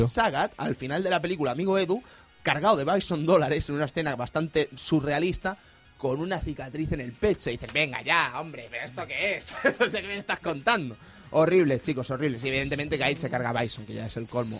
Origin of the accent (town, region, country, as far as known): Spain